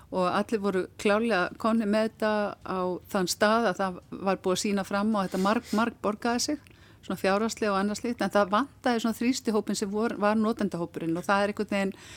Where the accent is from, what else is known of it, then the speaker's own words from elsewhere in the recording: Akranes, Western Region, Iceland; ég er frá Akræðinsi